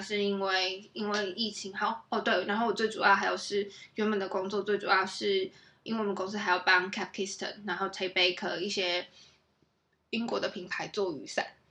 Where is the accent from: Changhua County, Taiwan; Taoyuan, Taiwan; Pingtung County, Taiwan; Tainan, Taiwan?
Tainan, Taiwan; moved away as an adult; now in London, United Kingdom; 我是台南人，然后我从台南姐姐啊。对，我是台南来的